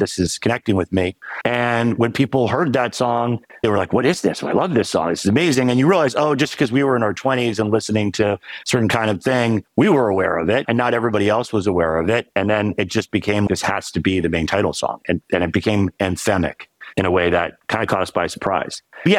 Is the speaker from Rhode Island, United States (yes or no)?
yes; Providence, Rhode Island, United States; moved away as an adult; also born or lived in California; I grew up in Providence.